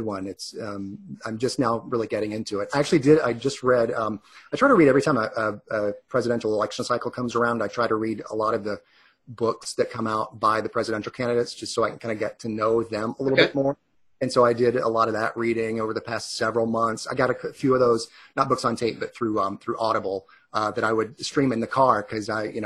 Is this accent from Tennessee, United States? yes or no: no; Gainesville, Georgia, United States; also born or lived in New York; I grew up just on the shores of Lake Lanier. Really, I grew up in the Gainesville area